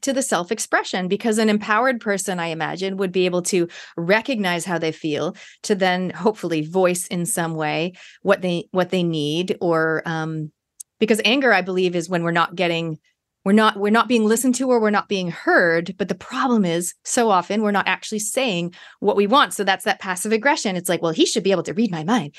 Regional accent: Canada; moved away as an adult; now in New Zealand; I am a Kiwi by genetics, but I grew up in Canada

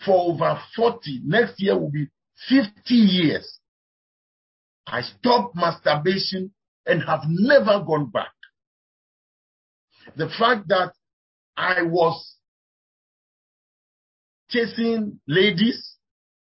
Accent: Volta, Ghana; I come from the Volta region of Ghana

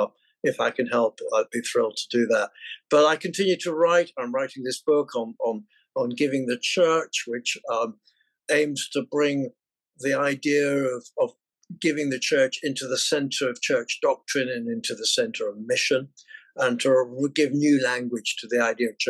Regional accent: England, United Kingdom; accent: English; forgive my English accent

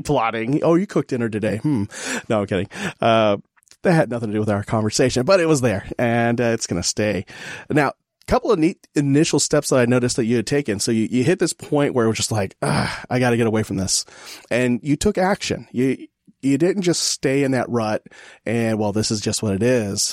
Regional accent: California, United States; now in Texas, United States; California is my home state.

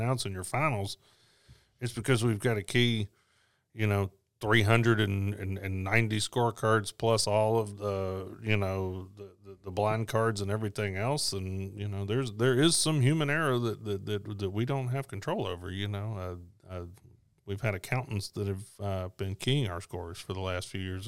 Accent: Memphis, Tennessee, United States; that's my hometown

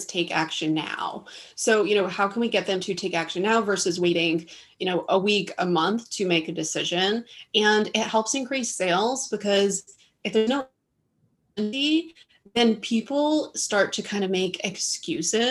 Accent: East Coast, United States; moved away; also born or lived in Dallas, Texas; Me and my husband were living in Dallas, Texas at the time, and I'm from the East Coast.

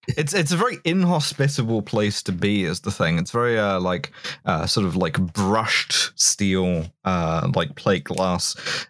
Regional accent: London, United Kingdom; I grew up in London

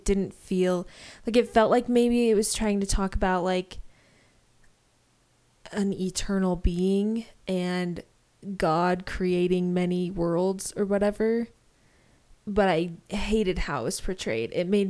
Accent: United Kingdom; Nope. I am all British.

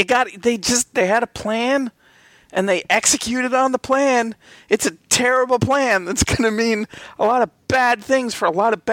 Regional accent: Albany, New York, United States; I grew up in Albany, New York

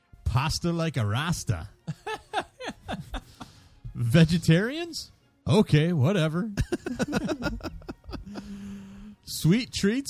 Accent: Minnesota, United States; we are from Minnesota.

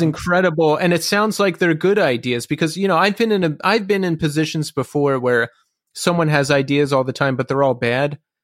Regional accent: Philadelphia, Pennsylvania, United States; moved away; I'm from Philly originally

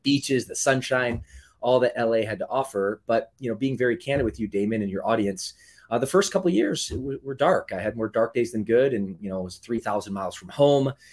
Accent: Michigan, United States; moved away as an adult; also born or lived in Midwest; now in Southern California, United States; I grew up, the later part of my childhood in the state of Michigan where she was from.

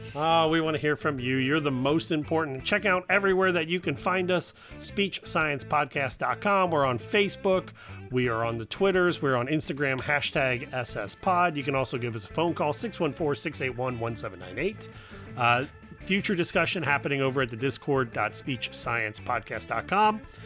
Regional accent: Cincinnati, Ohio, United States; I grew up down here in Cincinnati

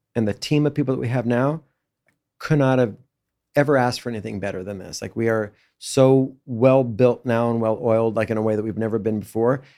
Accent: Los Angeles, California, United States; me growing up in Brentwood

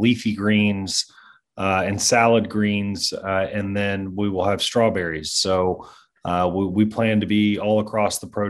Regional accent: Kentucky, United States; I'm from Kentucky

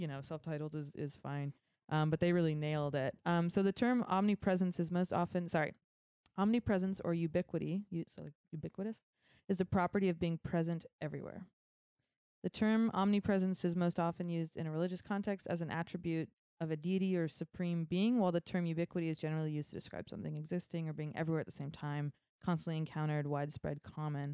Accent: Concord, California, United States; I grew up in Concord, and yeah, it's we're all family here in the Bay

